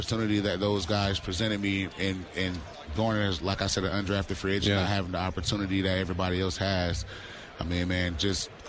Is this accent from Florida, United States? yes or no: yes; Florida, United States; I grew up in Florida